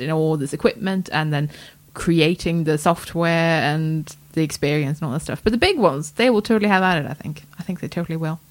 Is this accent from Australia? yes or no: no; Sweden; now in United Kingdom; this is as much my home country as Sweden